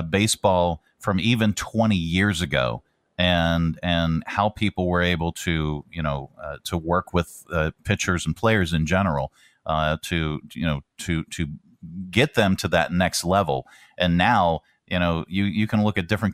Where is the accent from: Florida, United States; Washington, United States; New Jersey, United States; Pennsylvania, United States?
Pennsylvania, United States; moved away; I'm from Pennsylvania